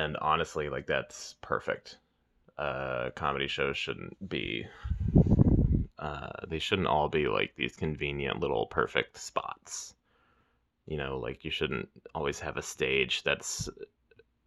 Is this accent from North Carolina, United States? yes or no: no; Weston, Missouri, United States; my hometown, Weston